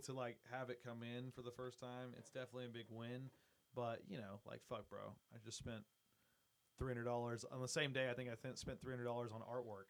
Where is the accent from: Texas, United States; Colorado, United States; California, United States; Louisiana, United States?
Texas, United States; Austin; we're from Austin